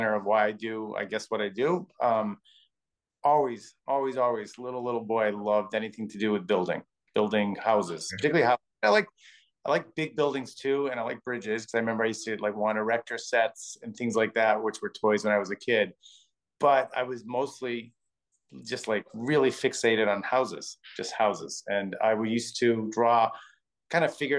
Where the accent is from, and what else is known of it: Milwaukee, Wisconsin, United States; born or raised there; now in New York City, United States